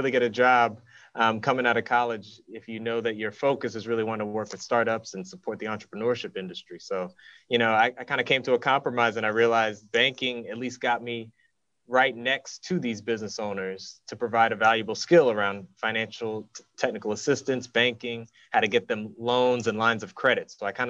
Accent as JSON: {"language": "English", "town": "Baton Rouge", "region": "Louisiana", "country": "United States", "tie": "born or raised there", "moved": "as an adult", "lives_now": "St. Louis, United States", "said": "immigrants who came to the States, youngest of four. I was born and raised in Baton Rouge, Louisiana, and I came up to St. Louis for school, going to Washington University in St. Louis."}